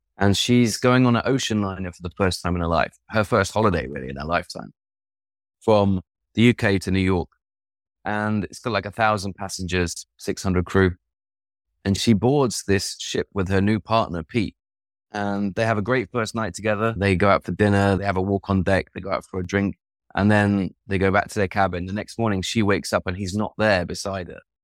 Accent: East Midlands, United Kingdom; now in Sweden; I'm from the Midlands, from the East Midlands. grew up in a house with no books

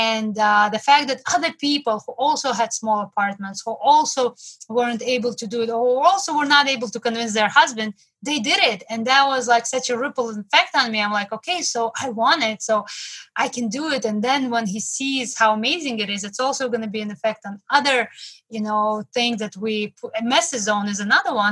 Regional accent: Moscow, Russia; now in New York City, United States; I came from Russia, from Moscow, and now I live in New York City

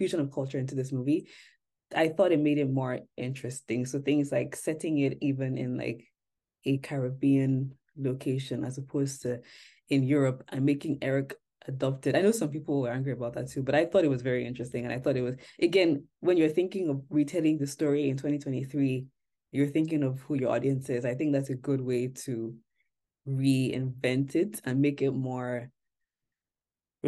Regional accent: Nigeria; moved away; I grew up like in Nigeria

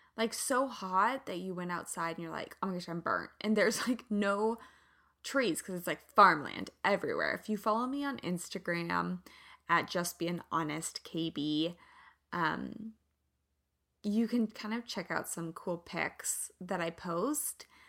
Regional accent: Kansas, United States; moved away; also born or lived in Santa Barbara; I'm from the Midwest. I'm from Kansas

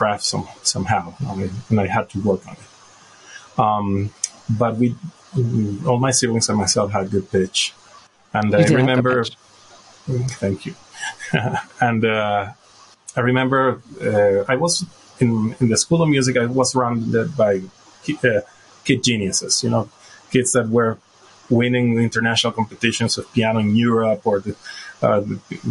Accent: Venezuela; moved away; I'm originally from Venezuela. That's where I was born and raised

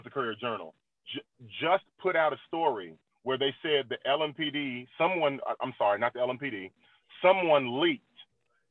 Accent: Louisville, Kentucky, United States; I'm born and raised in Louisville, Kentucky.

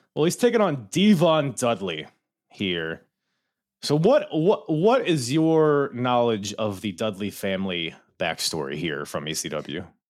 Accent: Philippines; I'm Filipino

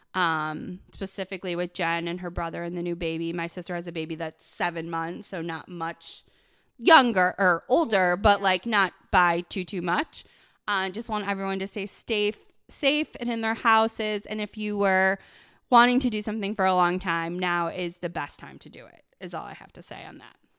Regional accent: Buffalo, New York, United States; moved away; I grew up in Buffalo

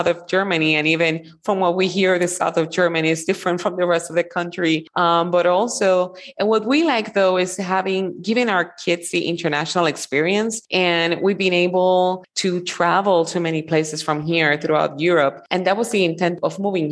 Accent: Puerto Rico; moved away as an adult; also born or lived in Florida; I'm from Puerto Rico and I was born and raised there

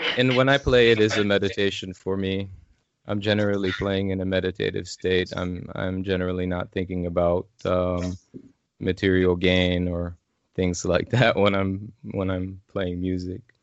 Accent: Illinois, United States; moved away as an adult; now in Asheville, United States; I'm originally from Illinois

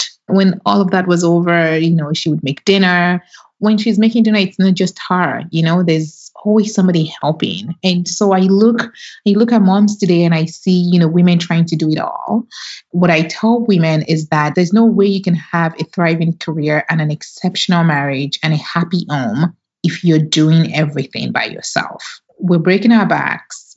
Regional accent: Nigeria; now in United States; Growing up in Nigeria

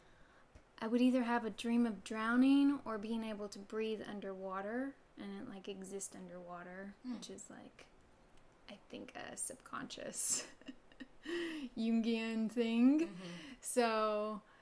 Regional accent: Harlan, Kentucky, United States; I grew up in Harlan, Kentucky, which is a really small coal

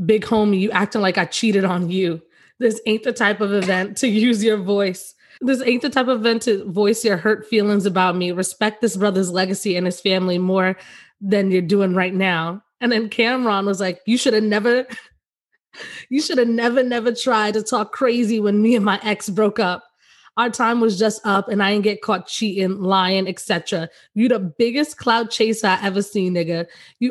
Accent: New York, United States; I'm from New York

